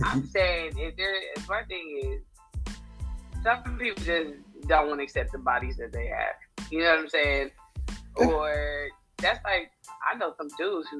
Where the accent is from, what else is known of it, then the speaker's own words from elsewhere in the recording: Virginia, United States; I'm from Virginia.